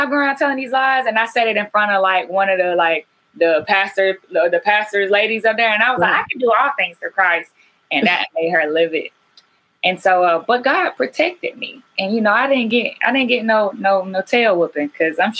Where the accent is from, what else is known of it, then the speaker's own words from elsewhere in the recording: Carrollton, Georgia, United States; where I grew up at in Carrollton, Georgia, at Mount Zion Baptist